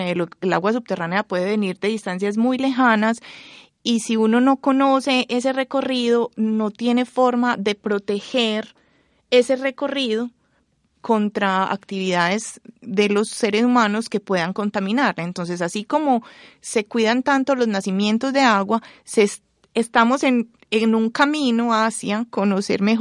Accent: Medellín, Antioquia, Colombia; born or raised there

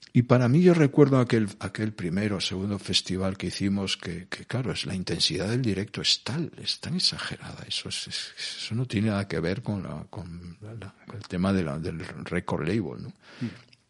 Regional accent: Galicia, Spain; also born or lived in Cangas; yo soy gallego

